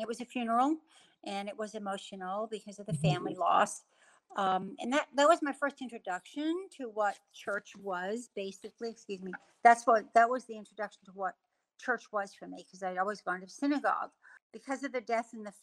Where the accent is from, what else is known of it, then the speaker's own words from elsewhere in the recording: New York City, New York, United States; also born or lived in Germany; We came to America when I was 2 years old, and I grew up in New York City